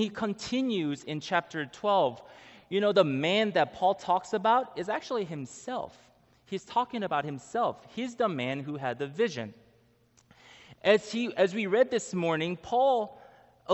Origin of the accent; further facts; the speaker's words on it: Israel; I was born in Israel